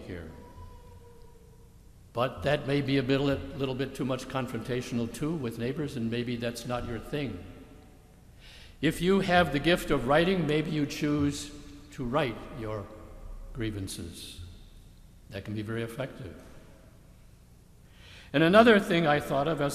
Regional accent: Michigan, United States; my home state of Michigan

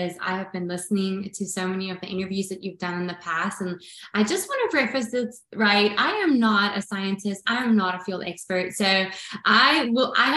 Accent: South Africa; Growing up in South Africa

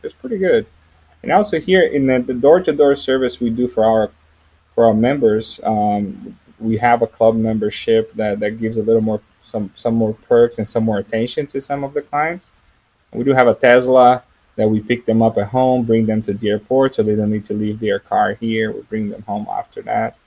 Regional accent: São José dos Campos, São Paulo, Brazil; English is a second language; moved away; I'm from Brazil. I was born and raised in a town that is actually the headquarters of the manufacturer of the airplanes we work with.

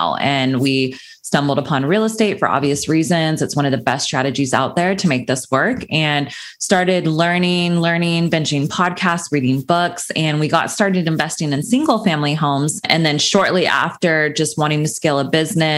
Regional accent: Sacramento, California, United States; moved away as an adult; now in Los Angeles, United States; I grew up in Sacramento, California. That's where I was raised.

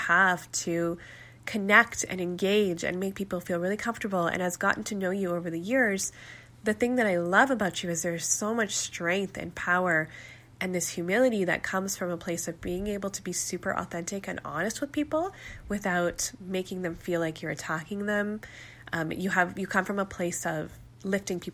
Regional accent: Calgary, Alberta, Canada; I was born and raised in Calgary to Pakistani Muslim parents

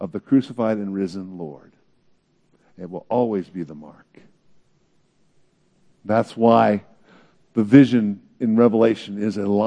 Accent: Bay Area, California, United States; I grew up in the Bay Area

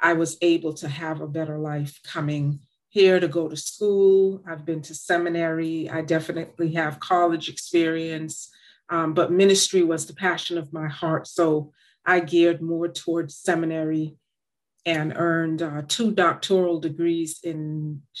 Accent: Boston, Massachusetts, United States; born or raised there; also born or lived in Jamaica

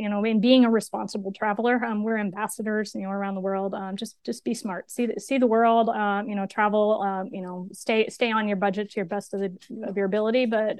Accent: New York, United States; also born or lived in Pennsylvania; I grew up on the East Coast of the U.S. and moved around a lot to different places, mostly in rural upstate New York and Pennsylvania.

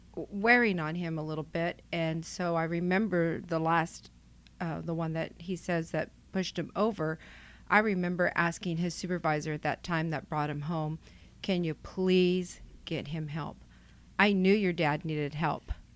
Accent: Selma, California, United States; moved away as an adult; now in Clovis, United States; I'm from Selma, and that's where Station eighty-three was located. Come from a very close-knit, big, huge, loud family.

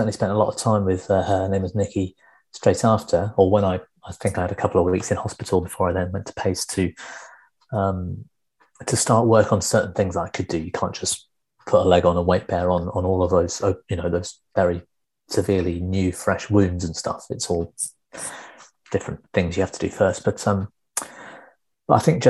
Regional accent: Devon, South West England, United Kingdom; I grew up in Devon

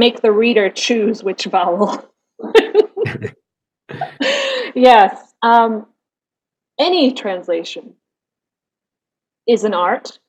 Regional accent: Michigan, United States; first language English and German; moved away as an adult; also born or lived in New Zealand / Canada / southern Germany; now in Germany; I'm originally from Michigan, so the northern part of the United States, Great Lakes states

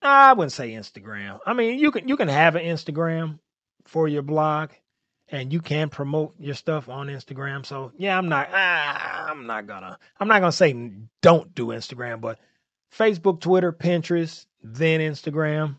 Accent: St. Louis, Missouri, United States; I'm from Saint Louis, Missouri

